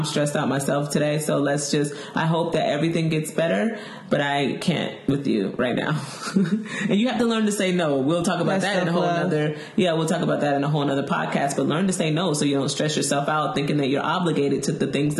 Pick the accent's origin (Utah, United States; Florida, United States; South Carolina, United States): Florida, United States; I'm from Florida, so that's what I associate home with.